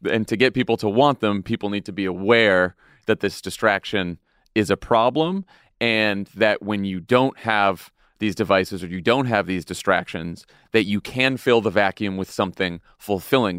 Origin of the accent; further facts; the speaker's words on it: Massachusetts, United States; my home state of Massachusetts